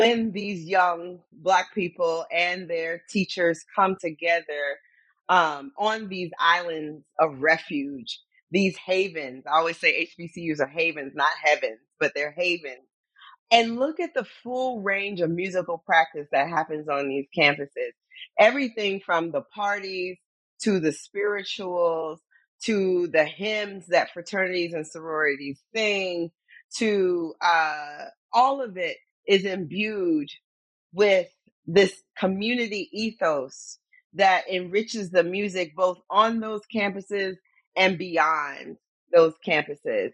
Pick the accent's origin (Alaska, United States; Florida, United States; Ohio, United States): Florida, United States; Most of my Black teachers, Girl Scout leaders were all Black college grads growing up in Florida